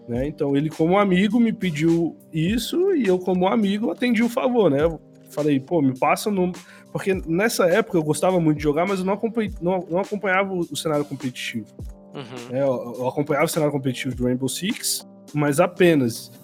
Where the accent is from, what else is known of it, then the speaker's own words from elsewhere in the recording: Brasília, Federal District, Brazil; moved away as an adult; now in São Paulo, Brazil; eu estava em Brasília, eu sou de Brasília